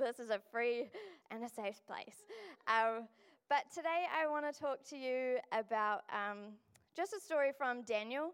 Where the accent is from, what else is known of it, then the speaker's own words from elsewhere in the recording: Pukekohe, Auckland, New Zealand; now in Dunedin, New Zealand; I'm from Pukekohe